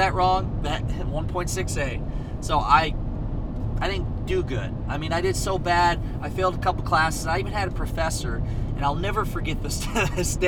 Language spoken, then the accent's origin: English; Northeast Iowa, United States; I was from Northeast Iowa